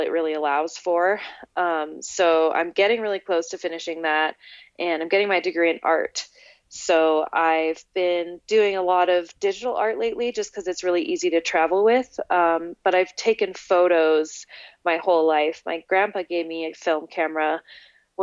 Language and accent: English; Oregon, United States; also born or lived in Alberta, Canada; I was born in Alberta in 1988, and I moved to Oregon when I was 7 in 1995 with my family.